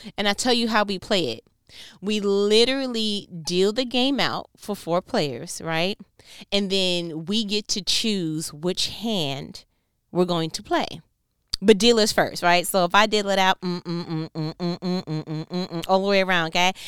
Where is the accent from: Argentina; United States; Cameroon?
United States; New York; I'm from New York